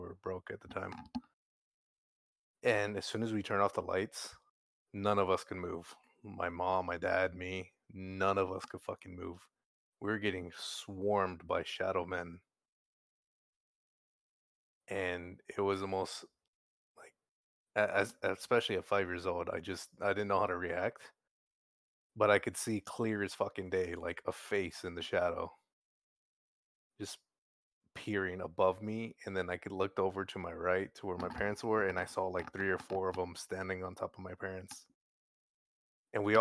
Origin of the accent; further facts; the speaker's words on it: San Antonio, Texas, United States; I'm from San Antonio